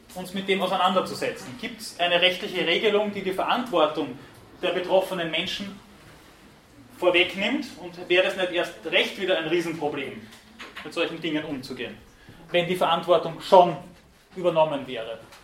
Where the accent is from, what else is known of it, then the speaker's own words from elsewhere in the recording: Weinviertel, Lower Austria, Austria; am Land, irgendwo im Weinviertel, wo ich herkomme